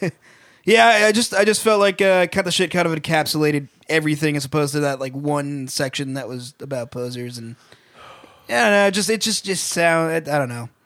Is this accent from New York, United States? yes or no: no; Massachusetts, United States; we're from Massachusetts.